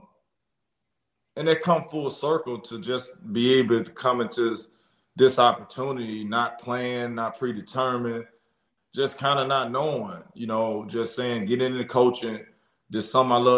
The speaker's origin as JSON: {"language": "English", "town": "Jackson", "region": "Mississippi", "country": "United States", "said": "I'm real Jacktown, right? Jacktown, I'm from here"}